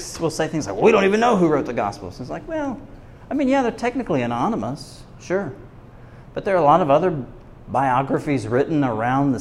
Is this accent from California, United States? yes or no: no; Tennessee, United States; I'm from Tennessee